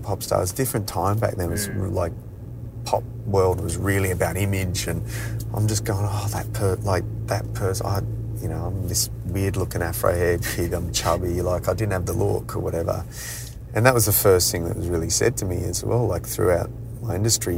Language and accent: English; Adelaide, South Australia, Australia; I grew up in Adelaide